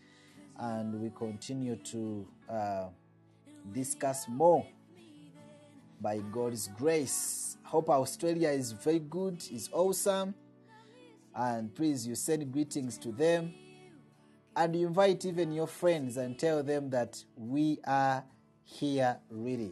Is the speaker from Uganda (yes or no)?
yes; Uganda; I'm from Uganda. Uganda is my country. It's where I live, and I'm a citizen of Uganda